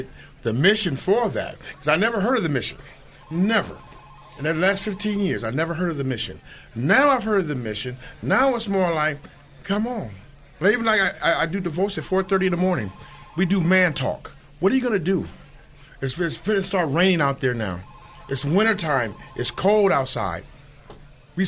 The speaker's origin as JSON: {"language": "English", "town": "San Diego", "region": "California", "country": "United States", "tie": "born or raised there", "said": "I was born and raised in San Diego"}